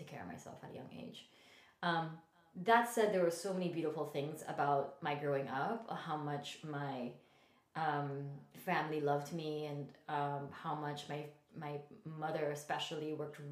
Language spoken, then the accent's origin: English; Philippines; moved away; I was born and raised in the Philippines, and I came from a very conservative Catholic family.